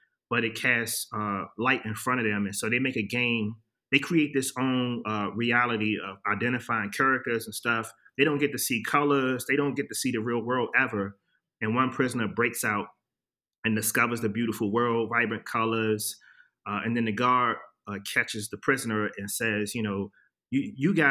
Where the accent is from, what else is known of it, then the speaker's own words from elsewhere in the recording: Washington, District of Columbia, United States; I'm from Washington, D.C. I grew up there during the late 80s, early 90s